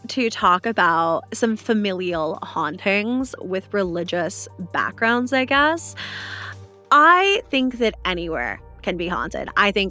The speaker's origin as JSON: {"language": "English", "region": "the Bible Belt", "country": "United States", "tie": "born or raised there", "said": "growing up in the Bible Belt"}